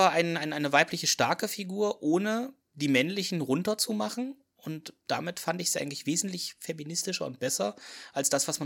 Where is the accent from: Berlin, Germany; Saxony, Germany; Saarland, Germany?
Saxony, Germany; Leipzig; ich komme aus Leipzig